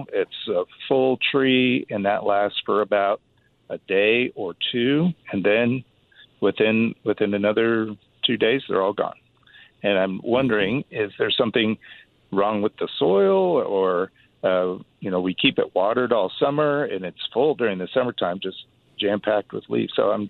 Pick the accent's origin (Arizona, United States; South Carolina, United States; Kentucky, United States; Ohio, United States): Ohio, United States; New Richmond; born or raised there; now in Denton, United States